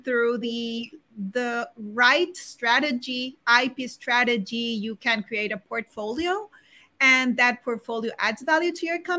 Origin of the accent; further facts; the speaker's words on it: Barranquilla, Atlántico, Colombia; also born or lived in Bogotá, Colombia; now in Spain; I was born in Barranquilla, Colombia